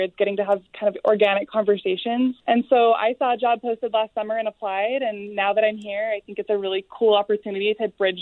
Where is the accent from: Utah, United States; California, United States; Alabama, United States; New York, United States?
Utah, United States; Salt Lake City; I'm also from Salt Lake and love this place